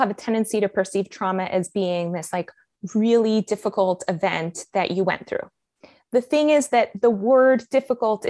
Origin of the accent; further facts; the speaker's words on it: Miami, Florida, United States; accent: American; moved away as an adult; also born or lived in Colombia; now in Israel; I have such a good American accent when I speak in English because I mostly grew up in Miami.